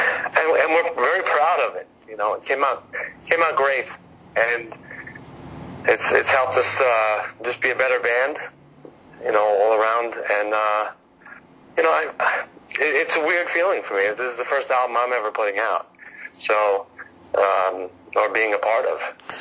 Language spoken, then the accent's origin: English; Valley Stream, New York, United States; I'm also from Valley Stream, Long Island.